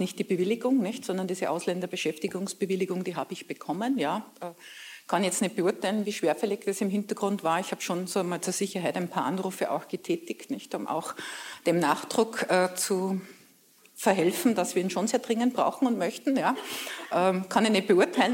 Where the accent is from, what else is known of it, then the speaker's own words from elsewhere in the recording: Braunau district, Upper Austria, Austria; Ich komme aus einem kleinen Dorf